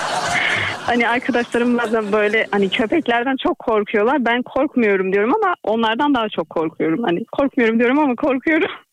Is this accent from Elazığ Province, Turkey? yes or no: yes; Elazığ Province, Turkey